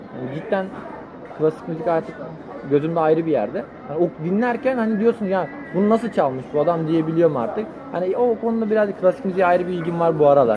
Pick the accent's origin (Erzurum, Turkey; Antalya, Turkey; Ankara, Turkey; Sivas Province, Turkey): Antalya, Turkey; moved away as an adult; also born or lived in Bursa / Trabzon; ben Bursa'da doğdum. Antalya'da büyüdüm.